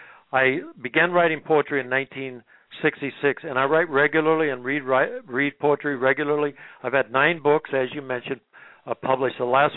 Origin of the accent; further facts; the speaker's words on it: Nebraska, United States; love and loss and growing up in Nebraska and place.